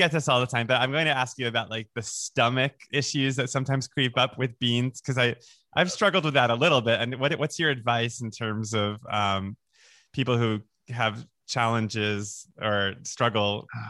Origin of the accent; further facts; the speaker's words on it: United States; also born or lived in New York / Florida; I grew up in New York and then Florida.